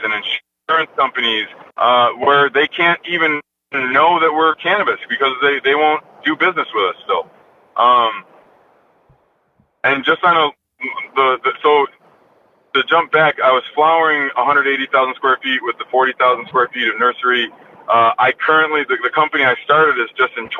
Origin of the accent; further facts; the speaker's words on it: New York, United States; moved away; going back to my home state and, you know, really giving back to the community that, you know, raised me